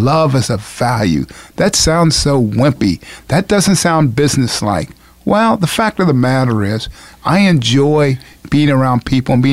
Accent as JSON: {"language": "English", "town": "Springfield", "region": "Ohio", "country": "United States", "tie": "born or raised there", "said": "I was raised in Springfield, Ohio, a single mother."}